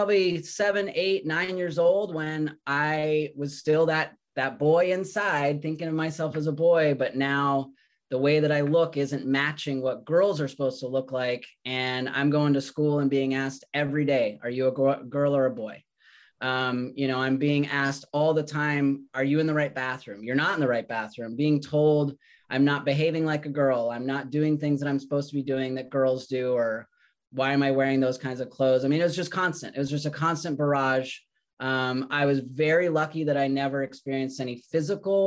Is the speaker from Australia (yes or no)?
no; Redmond, Washington, United States; also born or lived in Colorado; I grew up in Redmond, Washington. We moved there when I was about 7 years old. I was originally born in Colorado